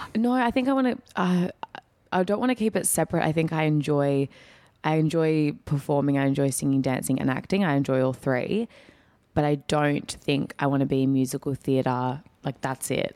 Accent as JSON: {"language": "English", "town": "Perth", "region": "Western Australia", "country": "Australia", "tie": "born or raised there", "said": "I'm born and bred in Perth, but my family, the background is, uh, from Northern Greece, so Greek Macedonian"}